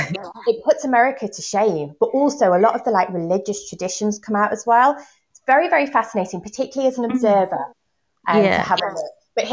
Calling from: Manchester, North West England, United Kingdom; I'm calling in from Manchester. Yeah, RE teacher here.

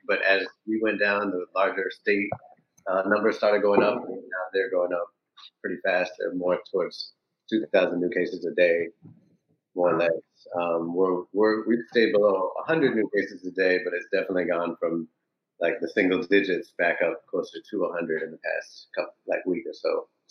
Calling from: New Orleans, Louisiana, United States; Yeah, I'm currently in New Orleans, Louisiana, and our numbers are starting to go back up like everywhere else.

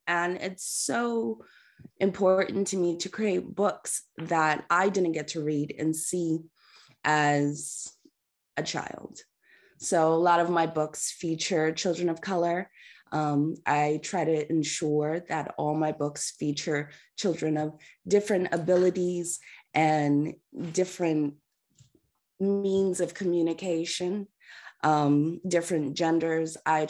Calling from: California, United States; I'm coming in from Southern California, so it's still early here, trying to get the coffee in.

